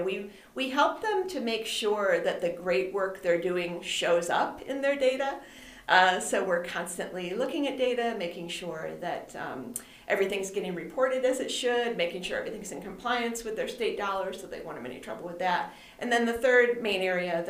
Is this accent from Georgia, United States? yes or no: no; Macedon, New York, United States; also born or lived in Florida; now in Buffalo, United States; I'm from the Rochester area. I actually grew up in Macedon